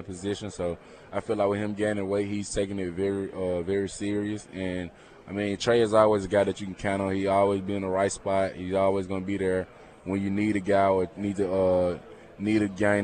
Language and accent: English; Mississippi, United States; I'm from Mississippi